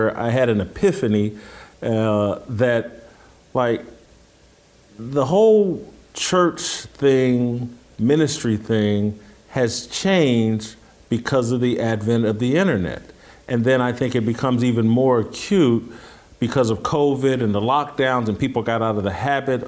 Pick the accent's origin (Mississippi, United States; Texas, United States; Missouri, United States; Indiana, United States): Indiana, United States; Indianapolis; moved away; the church that I grew up with in Indianapolis